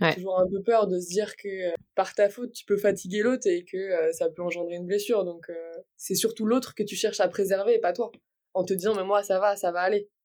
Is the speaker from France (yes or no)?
yes; near Brest, Brittany, France; Je viens de Bretagne, plus précisément à côté de Brest